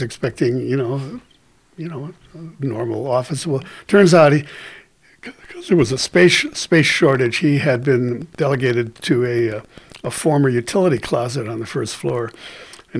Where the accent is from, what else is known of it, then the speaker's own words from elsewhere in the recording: Milwaukee, Wisconsin, United States; So I grew up in Milwaukee